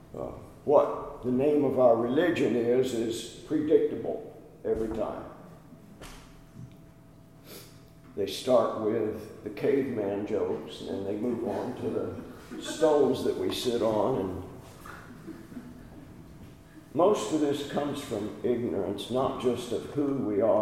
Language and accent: English; California, United States; moved away; I grew up in California